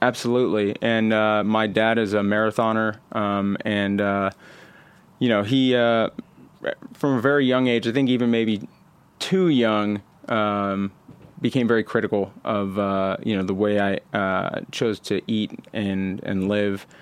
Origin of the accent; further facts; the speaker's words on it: Houston, Texas, United States; moved away as an adult; also born or lived in Austin, Texas; now in California, United States; born in Houston, um, and lived in Houston until I was about, uh, fourteen